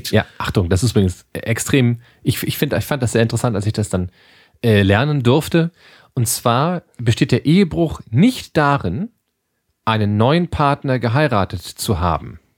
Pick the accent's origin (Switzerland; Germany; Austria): Germany; Lower Saxony; born there; now in Ruhr, Germany; jetzt muss ich mal als, als gebürtiger Südoldenburger dagegen kloppen. Ähm, dafür kennt man hier im Ruhrgebiet, da wo wir beide nun auch sind